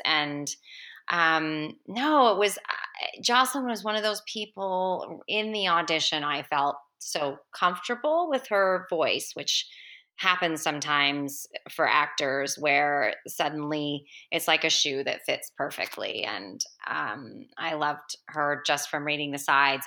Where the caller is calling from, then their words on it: Vancouver, British Columbia, Canada; I'm calling from Vancouver